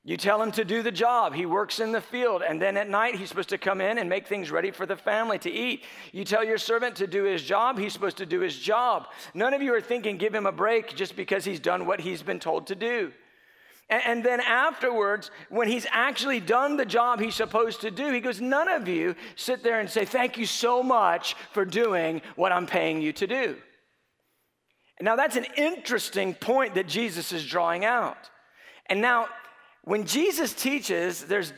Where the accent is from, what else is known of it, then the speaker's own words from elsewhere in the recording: United States; growing up in America with so many options